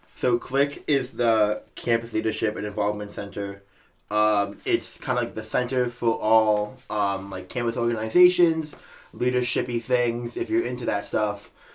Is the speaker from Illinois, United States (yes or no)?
yes; Naperville, Illinois, United States; I'm also a senior from Naperville, Illinois